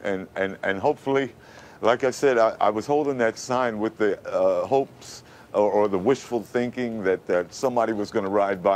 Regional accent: New York City, New York, United States; moved away; I was born and raised in Brooklyn in the Bedford-Stuyvesant area

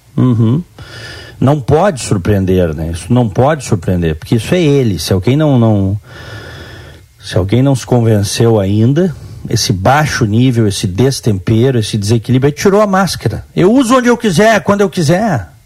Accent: Brazil; eu, como brasileiro

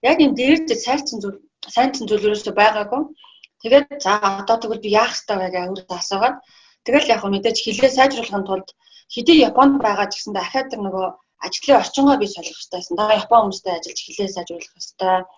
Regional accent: Mongolia; moved away as an adult; also born or lived in Japan; би Монголоос ирсэн

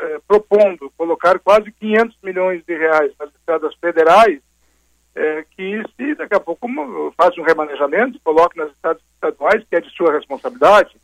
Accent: the Serra, Rio Grande do Sul, Brazil; sou aqui da Serra

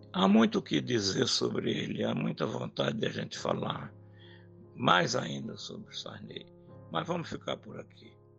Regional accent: Pernambuco, Brazil

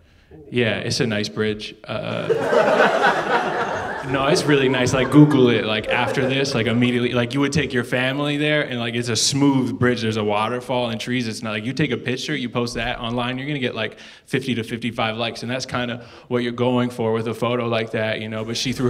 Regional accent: Canada; moved away; Because I moved from Canada, they're like, you can have this for free.

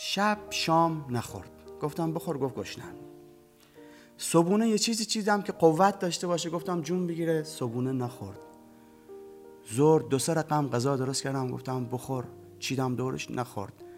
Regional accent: Bushehr, Bushehr Province, Iran; محله قدیمی که هم خونه بچگیام ببینه هم محله جذابتری از بوشهر بودن

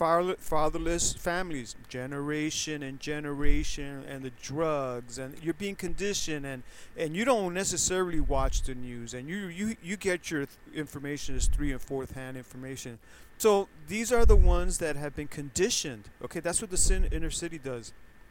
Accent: New York City, New York, United States; moved away; also born or lived in California; growing up in the Bronx, and I remember the 60s

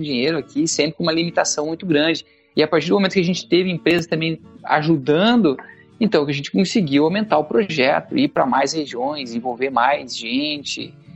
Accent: Campos Novos, Santa Catarina, Brazil; Sou de Campos Novos, oeste do estado, terra de produção de semente de soja.

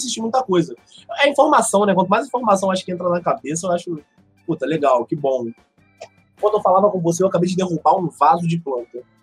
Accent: Rio de Janeiro, Brazil; Sou do Rio

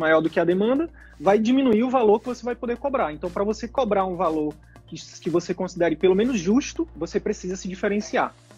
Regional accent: Manaus, Amazonas, Brazil; a gente é de Manaus

